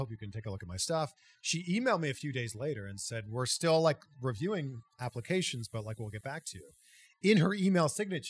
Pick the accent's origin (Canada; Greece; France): Canada; 60 miles from Peterborough, Ontario; There was a small TV station 60 miles from my hometown in a small town called Peterborough, Ontario.